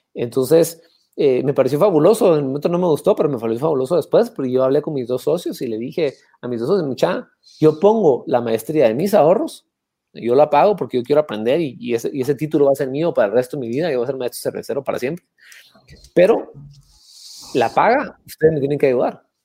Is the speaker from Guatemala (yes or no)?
yes; Antigua Guatemala, Sacatepéquez, Guatemala; Antigua Guatemala, donde yo nací, y crecí